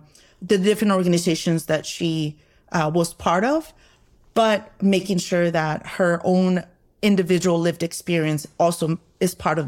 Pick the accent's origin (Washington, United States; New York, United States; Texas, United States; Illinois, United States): Texas, United States; I grew up in the Southwest here in Texas